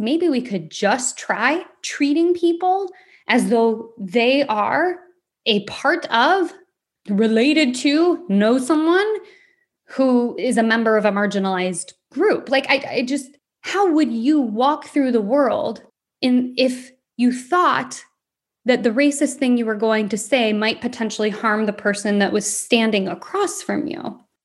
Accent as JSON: {"language": "English", "region": "Michigan", "country": "United States", "said": "From Michigan"}